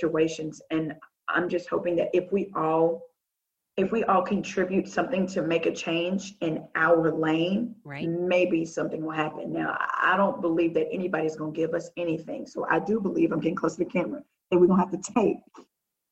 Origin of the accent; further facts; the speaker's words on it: Little Rock, Arkansas, United States; moved away as an adult; I'm from Little Rock, Arkansas. I am a long way away from home.